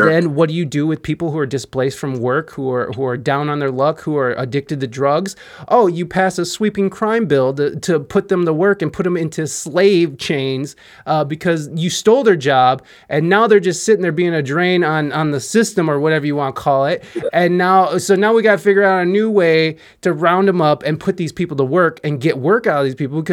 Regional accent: Ohio, United States; moved away as an adult; also born or lived in San Diego, California; now in Toledo, Ohio, United States; I'm from Ohio

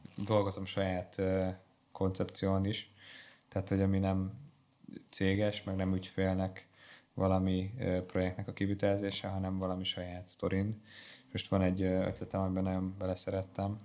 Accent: Hungary

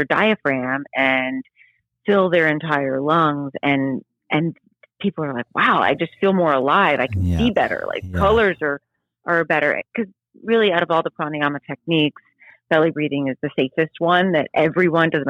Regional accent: New Orleans, Louisiana, United States; now in St. Petersburg, Florida, United States; I grew up outside of New Orleans

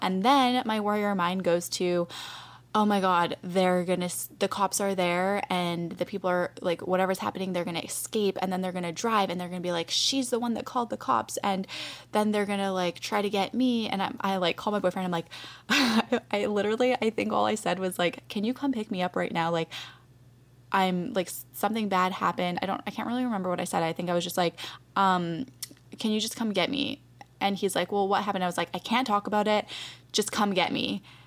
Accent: Canada; now in United States; I'm from Canada, too.

